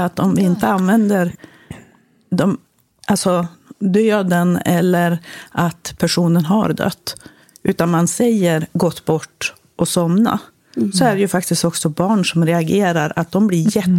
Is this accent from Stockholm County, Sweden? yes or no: no; Västernorrland County, Sweden; moved away as an adult; also born or lived in Germany / United States / Uppsala; uppe i Västernorrland, där jag kommer ifrån. Eller i Ångermanland